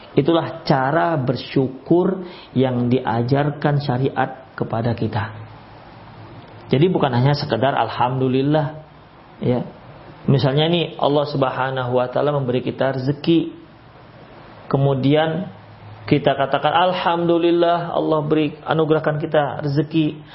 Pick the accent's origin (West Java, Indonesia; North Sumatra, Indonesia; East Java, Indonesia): North Sumatra, Indonesia; Medan; kami orang Medan